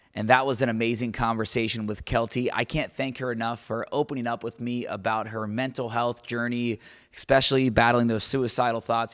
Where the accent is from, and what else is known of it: Cincinnati, Ohio, United States; born or raised there